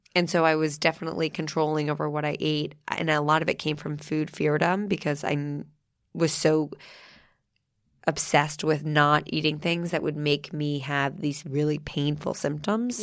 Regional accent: New Jersey, United States; moved away; I'm from New Jersey

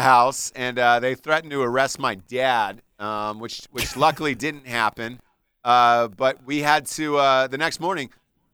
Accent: Georgia, United States; moved away; I grew up in Georgia

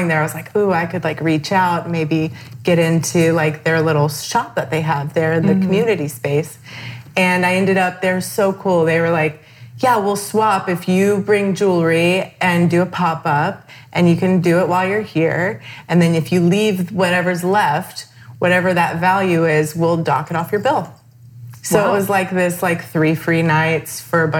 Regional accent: Virginia, United States; moved away; growing up in Virginia, very beautiful place to grow up

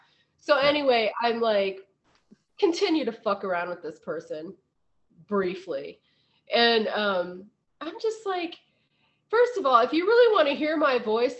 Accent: Ohio, United States; I'm from Ohio.

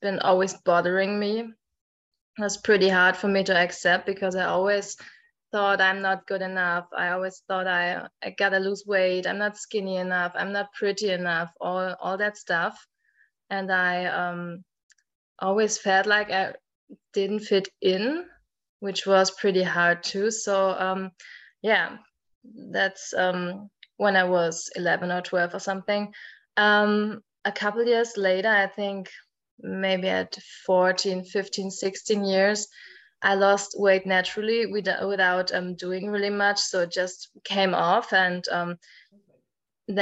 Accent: Germany; English is a second language; I'm from Germany. I think most Germans can hear

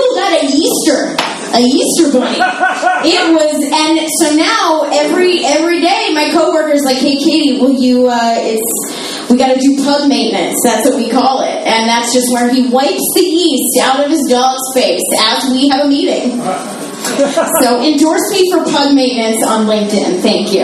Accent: Philadelphia, Pennsylvania, United States; I'm from Philadelphia

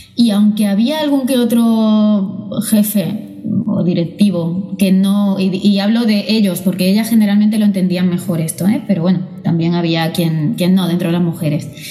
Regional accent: Málaga, Andalusia, Spain; now in Barcelona, Spain; soy nacida en Málaga y criada allí

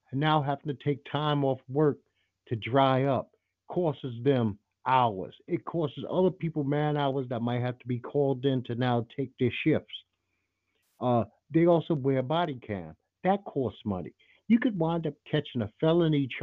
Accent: Brooklyn, New York, United States; when I was a kid growing up in Brooklyn

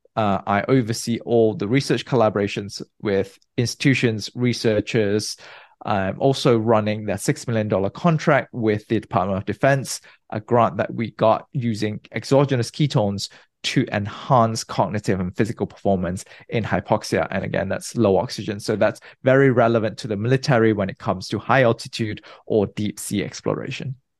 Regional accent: Malaysia; moved away as an adult; also born or lived in Nottingham, United Kingdom / New York, United States / New Jersey, United States / Munich, Germany; now in San Francisco, United States; I was born and bred in Malaysia. I grew up there.

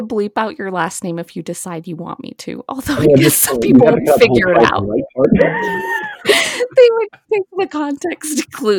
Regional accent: Wisconsin, United States; I'm from Wisconsin.

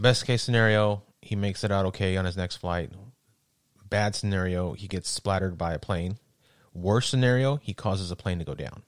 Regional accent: West Texas, United States; I'm from West Texas.

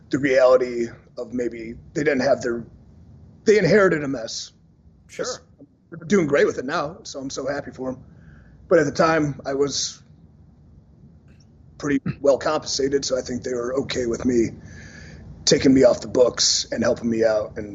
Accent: Cleveland, Ohio, United States; because he filmed in Cleveland, and as you know, I'm from Cleveland, and as you know, he went and slept in my childhood bed

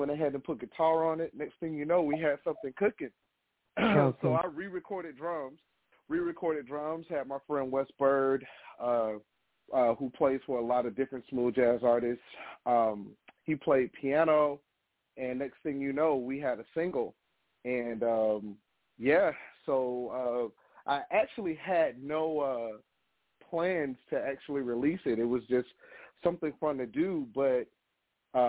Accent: Miami, Florida, United States; now in Atlanta, United States; born and raised in Miami, Florida

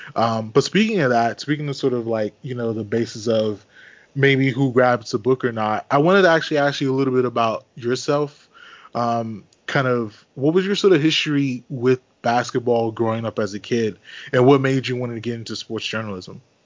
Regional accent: suburban Maryland, United States; moved away; also born or lived in Washington, D.C.; I was born in D.C. I grew up in Maryland, suburban Maryland

